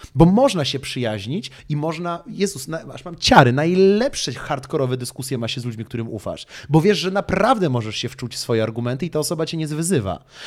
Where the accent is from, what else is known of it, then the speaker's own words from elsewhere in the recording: Poland; my w Polsce